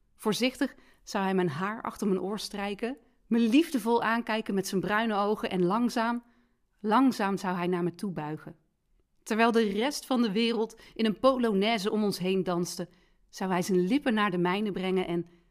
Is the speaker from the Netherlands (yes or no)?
yes; Rijen, North Brabant, Netherlands; in Rijen, waar ik vandaan kom